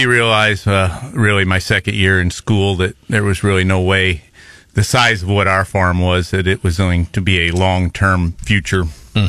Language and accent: English; Chamois, Missouri, United States; moved away as an adult; now in Columbia, United States; Grew up in Chamoy, which is in Osage County, Missouri. Grew up on a dairy farm down there.